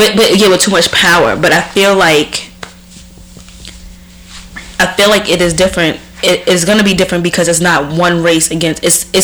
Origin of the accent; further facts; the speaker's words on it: Deep South, United States; And when growing up in the Deep South, that's what racism was.